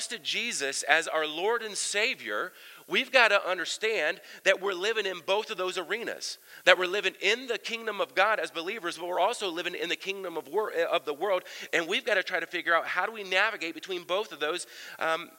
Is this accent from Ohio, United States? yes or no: yes; Southern Ohio, United States; I grew up in Ohio, Southern Ohio